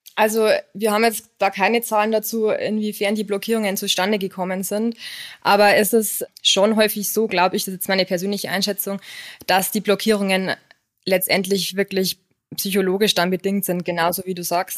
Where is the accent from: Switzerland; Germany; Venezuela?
Germany; Lower Bavaria; moved away as an adult; now in Munich, Germany; komme ursprünglich aus Niederbayern